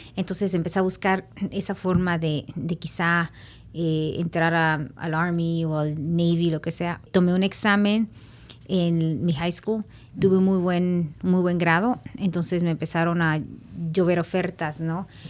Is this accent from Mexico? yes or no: yes; Oaxaca, Mexico; moved away; also born or lived in Los Angeles, United States; aquí en Oaxaca